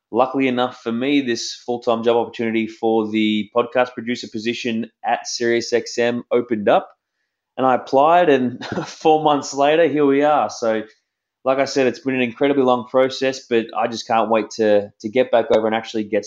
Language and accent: English; Melbourne, Victoria, Australia; moved away as an adult; also born or lived in New York City, United States; I grew up in a place called Greensboro